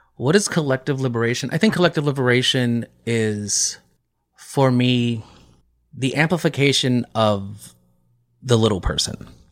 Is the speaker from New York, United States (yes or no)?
yes; New York, United States